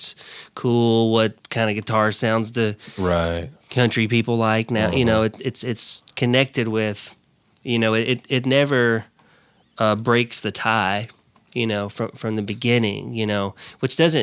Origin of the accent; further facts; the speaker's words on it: Centerville, Tennessee, United States; growing up in Centerville with the radio stations we had